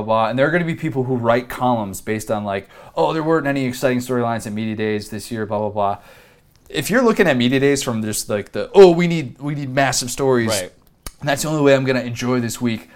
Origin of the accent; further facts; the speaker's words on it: Midwest, United States; somebody who was born and raised in the Midwest